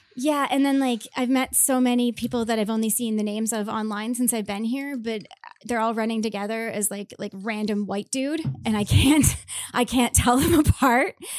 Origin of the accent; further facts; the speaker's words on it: Mississauga, Ontario, Canada; moved away; also born or lived in Prince Edward Island; I grew up in Mississauga.